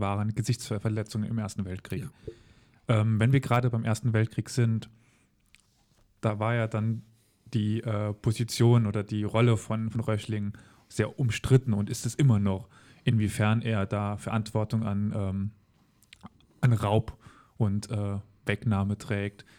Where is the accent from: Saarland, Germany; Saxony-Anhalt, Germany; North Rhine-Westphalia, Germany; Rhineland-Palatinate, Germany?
Saarland, Germany; Völklingen; ich komme aus Völklingen